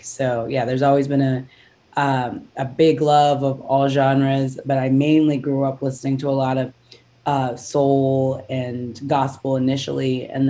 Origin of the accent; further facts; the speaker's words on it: Houston, Texas, United States; So I grew up in Houston, Texas, and I've been singing since I was 5 years old. I started off in the church and then went to school choirs and did competitive choirs all through school.